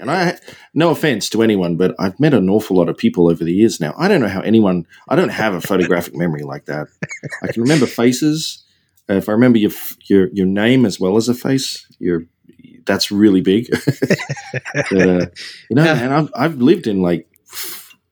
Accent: Australia; also born or lived in Seattle; now in San Diego, United States; I'm from Australia

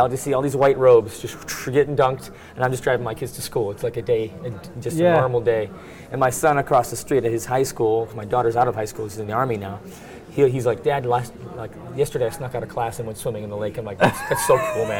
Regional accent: United States; moved away as an adult; now in Israel; because I'm American, I'm a believer

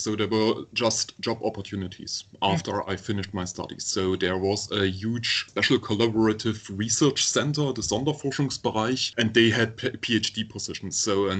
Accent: Saxony, Germany; moved away as an adult; also born or lived in Dresden / United States; now in Canada; I was born in East Germany. I was 9 when the wall came down and everything changed entirely. And then I grew up in Saxony and went to school there. I did my studies and my PhD in Dresden at Dresden University.

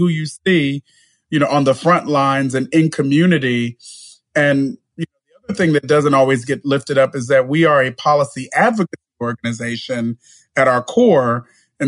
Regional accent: Bakersfield, California, United States; I was born and raised in a city called Bakersfield, which is in the San Joaquin Valley of California.

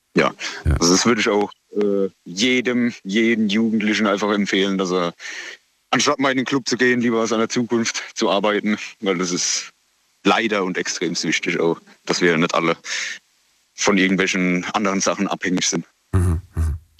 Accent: near Heidelberg, Baden-Württemberg, Germany; Aus der Nähe von Heidelberg

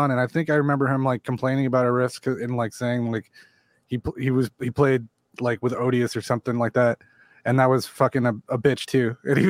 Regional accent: California, United States; I'm from California.

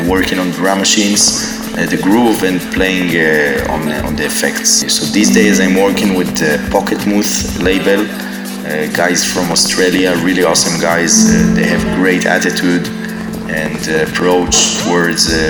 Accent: Beit Shemesh, Jerusalem District, Israel; moved away as an adult; also born or lived in Berlin; now in Tel Aviv, Israel; I was born in Jerusalem. I grew up in a small town near Jerusalem. It's called Beit Shemesh, which means uh, the house of sun.

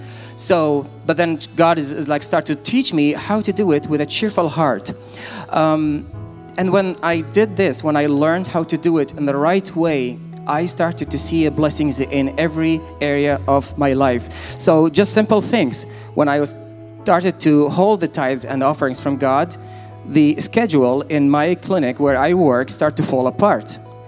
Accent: Iraq; I'm originally from Iraq, and my mother is from Lebanon.

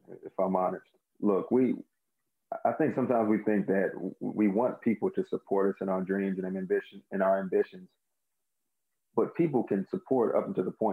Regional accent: Maryland area, United States; I grew up in the Maryland area

